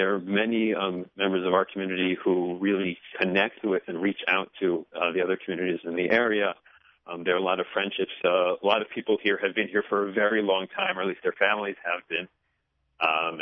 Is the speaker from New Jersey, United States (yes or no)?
yes; Bergen County, New Jersey, United States; moved away as an adult; now in Charleston, United States; I grew up in Bergen County, New Jersey.